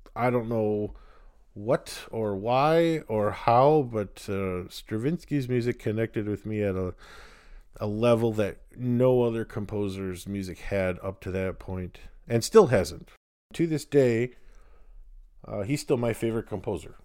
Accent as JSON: {"language": "English", "town": "Wheaton", "region": "Illinois", "country": "United States", "tie": "born or raised there", "said": "I grew up near Wheaton"}